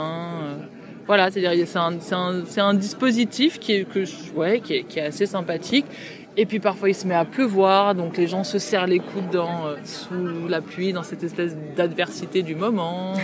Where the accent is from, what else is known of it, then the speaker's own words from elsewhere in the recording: Pierrefitte-sur-Seine, Île-de-France, France; moi j'ai grandi à Pierrefitte